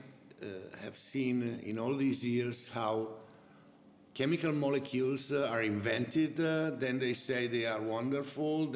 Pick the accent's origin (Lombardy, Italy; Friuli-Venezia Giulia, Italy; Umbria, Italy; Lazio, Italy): Friuli-Venezia Giulia, Italy; Trieste; English is a second language; also born or lived in Switzerland; now in Montalcino, Italy; I'm original from Trieste